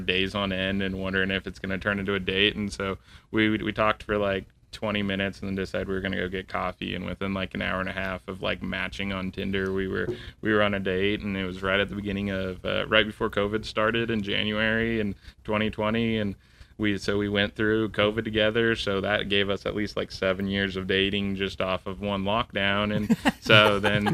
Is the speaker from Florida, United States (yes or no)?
no; Southern California, United States; moved away as an adult; also born or lived in Oklahoma; I'm originally from Southern California